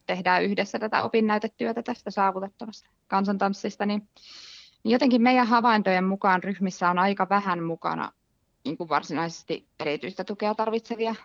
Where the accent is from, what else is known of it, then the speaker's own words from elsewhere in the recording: Lahti, Päijät-Häme, Finland; mä tuun Lahesta